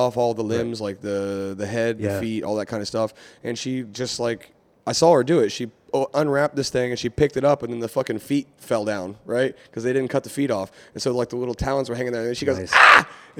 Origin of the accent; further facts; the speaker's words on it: West Virginia, United States; I'm from West Virginia, right?